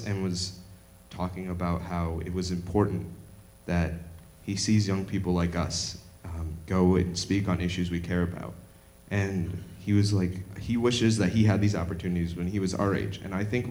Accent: Illinois, United States; now in Indiana, United States; I come from Illinois

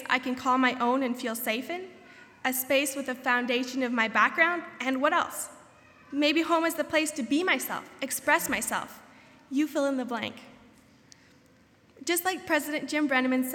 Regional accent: southern Ontario, Canada; moved away as an adult; now in Goshen, United States; as a Canadian whose home is right in the middle of one of the snow belts in southern Ontario

